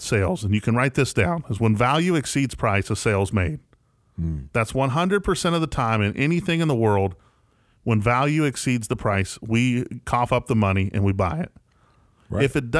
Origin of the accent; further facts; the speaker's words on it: West Virginia, United States; now in Jackson, United States; I'm from West Virginia, right, and I'm here in Jackson, Tennessee.